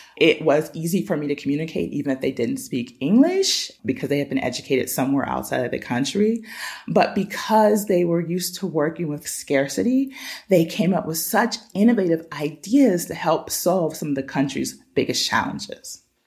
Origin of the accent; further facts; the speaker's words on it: Pittsburgh, Pennsylvania, United States; now in San Pedro La Laguna, Guatemala; My hometown is Pittsburgh, Pennsylvania